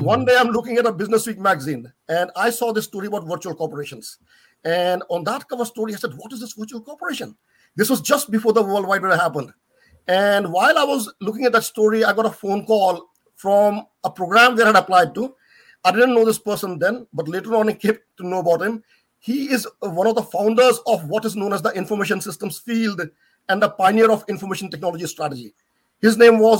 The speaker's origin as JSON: {"language": "English", "town": "New Delhi", "region": "Delhi", "country": "India", "tie": "born or raised there", "moved": "yes", "said": "back there in my hometown, the capital of India at that time"}